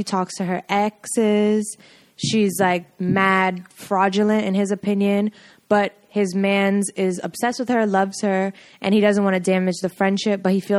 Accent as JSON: {"language": "English", "country": "Trinidad & Tobago", "said": "Trini to the Bone."}